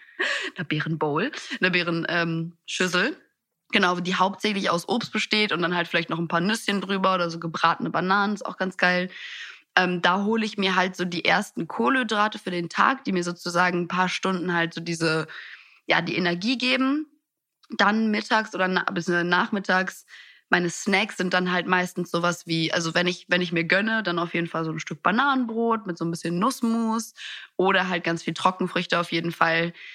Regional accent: Italy; ich bin in Italien aufgewachsen, da gibt's sowas nicht wie wir essen kein Abendessen.

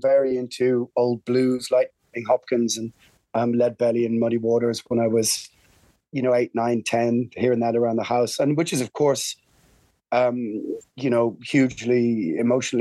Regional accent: Ireland; We're Irish

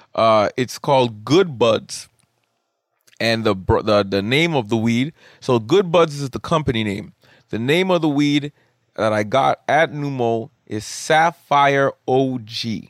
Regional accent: Canada; I am Canadian

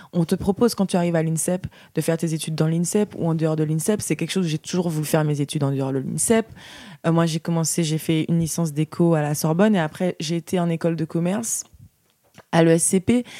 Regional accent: Guadeloupe; moved away; j'ai grandi dans, en Guadeloupe

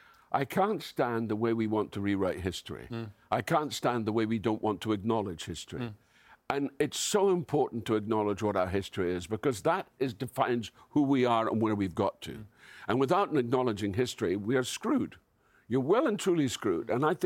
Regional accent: Scotland, United Kingdom; I'm Scottish.

